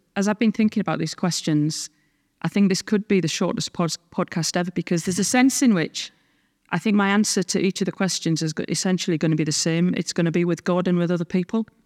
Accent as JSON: {"language": "English", "town": "Sunderland", "region": "North East England", "country": "United Kingdom", "tie": "born or raised there", "moved": "as an adult", "lives_now": "Scotland", "said": "I grew up in the Northeast of England"}